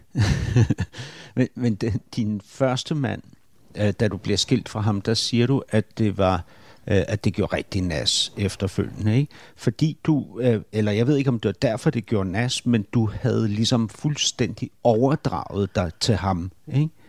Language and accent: Danish; Berlin, Germany; Berlin er jo min barndomsby, ikke? så jeg kender ja. byen mega godt